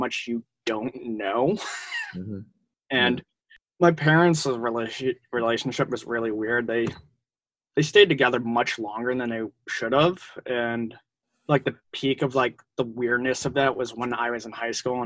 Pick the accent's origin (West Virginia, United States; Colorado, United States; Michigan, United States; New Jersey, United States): New Jersey, United States; Ridgewood; I grew up in Ridgewood